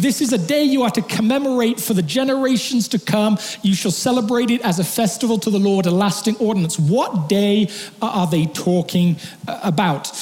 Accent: England, United Kingdom; moved away; I'm not British, I'm English

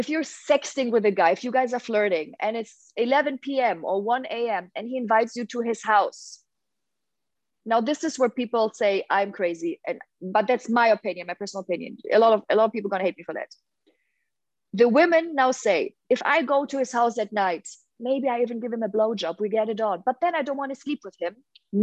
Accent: Hamburg, Germany; moved away; I'm from Hamburg in Germany, huge red light district

